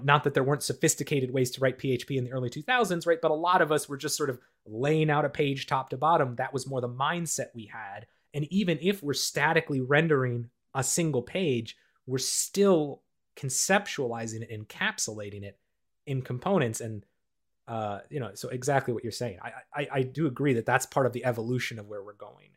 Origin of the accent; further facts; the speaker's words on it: Minnesota, United States; the ski hills I grew up with in the Midwest of the United States and Minnesota